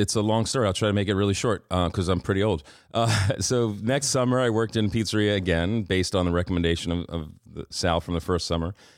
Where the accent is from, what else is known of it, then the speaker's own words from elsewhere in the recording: New York City, New York, United States; growing up in Queens